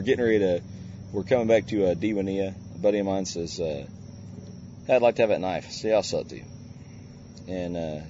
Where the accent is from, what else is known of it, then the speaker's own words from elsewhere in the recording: Indiana, United States; I'm from Indiana, pretty close to Louisville, Kentucky